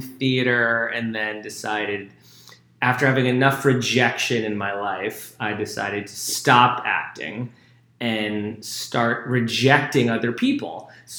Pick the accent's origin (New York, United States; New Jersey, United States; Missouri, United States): New York, United States; born or raised there; now in Miami, United States